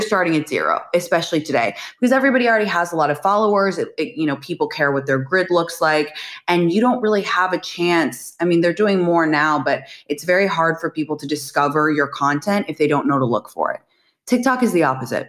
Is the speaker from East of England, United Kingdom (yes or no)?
no; London, United Kingdom; moved away as an adult; also born or lived in San Francisco / New York; now in United States; I am actually from London, England originally. I moved to America to go to college.